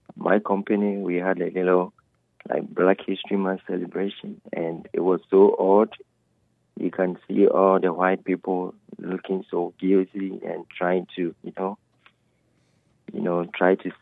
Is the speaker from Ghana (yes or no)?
yes; Ghana; now in Texas, United States; I'm originally from Africa, Ghana